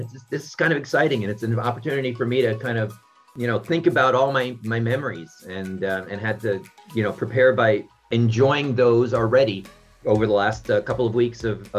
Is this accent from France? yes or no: yes; Paris, Île-de-France, France; I was born in Paris. My father was American military and my mom was French.